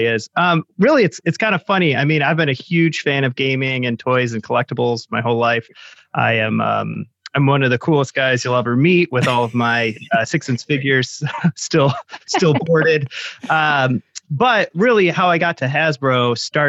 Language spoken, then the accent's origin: English; Chicago, Illinois, United States; being from Chicago, everybody there does improv